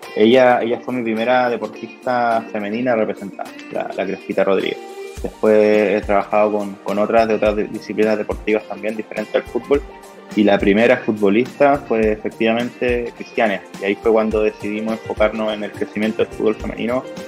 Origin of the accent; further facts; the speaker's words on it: Chile; yo como chileno